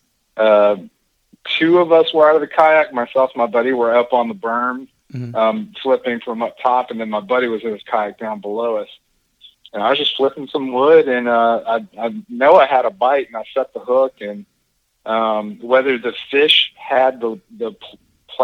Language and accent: English; North Alabama, United States; moved away as an adult; also born or lived in Huntington Beach, California; I grew up in North Alabama, and the Tennessee River Pickwick Lake was in my backyard